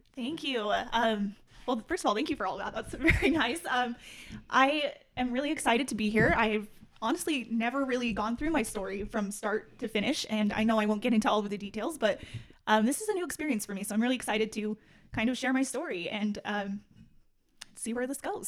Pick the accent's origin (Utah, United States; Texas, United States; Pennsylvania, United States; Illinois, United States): Utah, United States; Salt Lake City; I'm born and raised in Salt Lake City, Utah